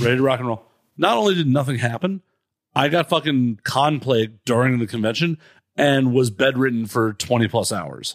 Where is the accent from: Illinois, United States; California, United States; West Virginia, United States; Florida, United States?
Illinois, United States; Chicago; we're both from Chicago.